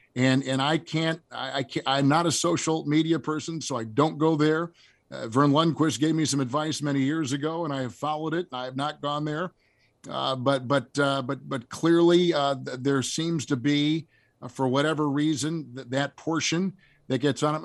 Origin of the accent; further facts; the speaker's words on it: Green Bay, Wisconsin, United States; moved away; also born or lived in Milwaukee; I grew up in Green Bay